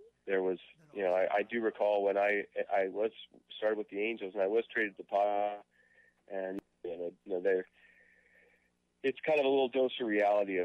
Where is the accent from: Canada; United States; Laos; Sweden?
Canada; being a Canadian player